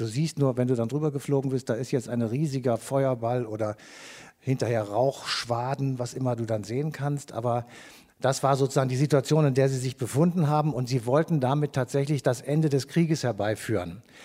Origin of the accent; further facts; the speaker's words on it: Cologne, North Rhine-Westphalia, Germany; wir kommen aus Köln